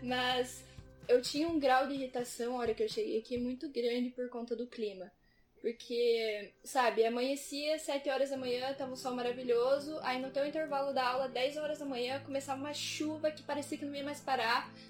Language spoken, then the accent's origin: Portuguese; Pato Branco, Paraná, Brazil; now in Dublin, Ireland; hoje em dia eu moro em Dublin, eu sou de Pato Branco.